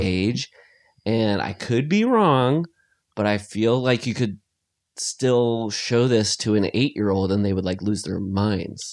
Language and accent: English; Iowa, United States; I grew up in Iowa, so it's all lakes and ponds and stuff